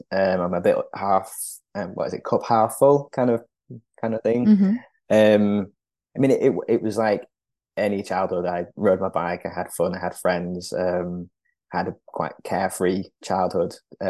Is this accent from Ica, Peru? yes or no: no; Lima, Peru; born there; From when I was born in Lima, I was looked after in foster care for 4 months by my foster mother.